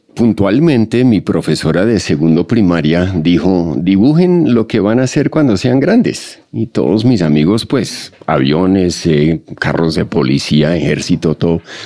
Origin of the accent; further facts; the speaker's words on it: Colombia; soy colombiano eh, con doble nacionalidad